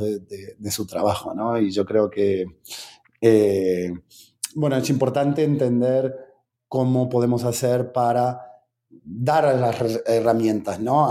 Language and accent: Spanish; Argentina; soy argentino